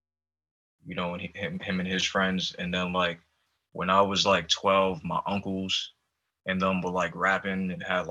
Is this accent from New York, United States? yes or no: yes; New York City, New York, United States; also born or lived in Poconos, Pennsylvania; now in Seattle, United States; I grew up in East Harlem